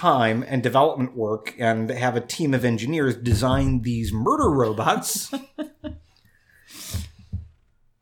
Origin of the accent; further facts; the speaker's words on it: Kentucky, United States; I grew up in Kentucky.